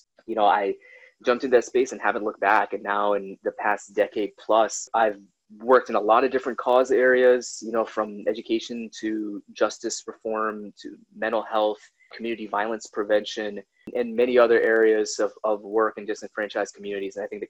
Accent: Minnesota, United States; born there; So they went to Alaska, went to New York, that's where both of my sisters were born. I was born in Minnesota. We went to Atlanta. We went to Washington State.

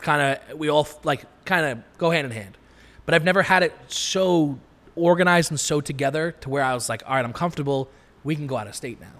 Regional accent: Long Island, New York, United States; I'm from Long Island

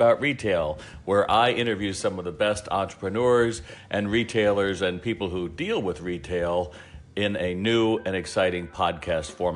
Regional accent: New York, United States; I'm from New York

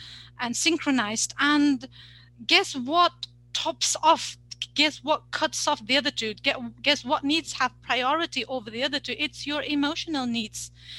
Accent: Uzbekistan; moved away; also born or lived in United Kingdom / Saudi Arabia; I'm like from Uzbekistan, but then from the UK and then in Saudi Arabia. We have no family here, right?

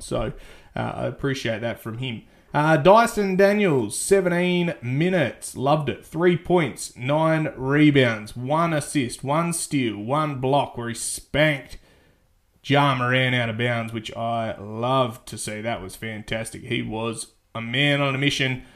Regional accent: Australia; I'm an Australian

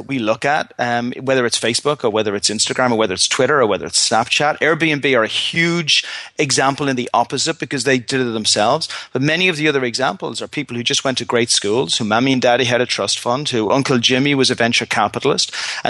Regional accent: Ireland; Now, As an Irishman, if me or any of my friends were going into a fist fight with a 99% chance of losing, we probably, even us, with our optimism, probably would walk away from that fight.

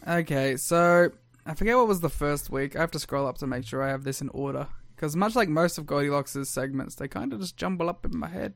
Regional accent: Australia; I'm Australian.

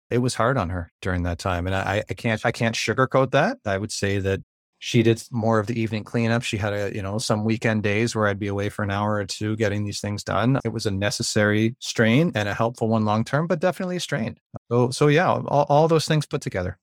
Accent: Ontario, Canada; I'm from Ontario, Canada, and I'm a teacher and musician up here

